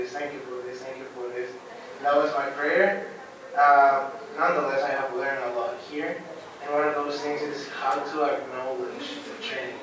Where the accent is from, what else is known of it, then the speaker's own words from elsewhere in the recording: Guatemala; moved away as an adult; now in Grand Rapids, United States; I'm from Guatemala, and this year I'm serving here at Calvin University as a worship apprentice